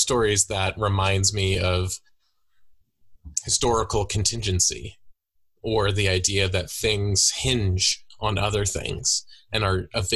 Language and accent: English; United States; born or raised there; moved away as an adult; also born or lived in California; now in Canada